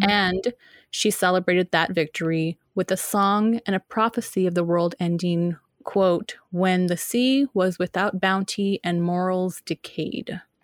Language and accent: English; United States; I'm, I'm an American